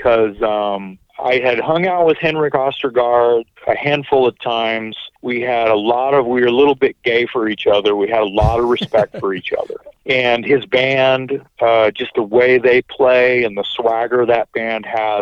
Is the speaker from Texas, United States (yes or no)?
yes; Austin, Texas, United States; it's my hometown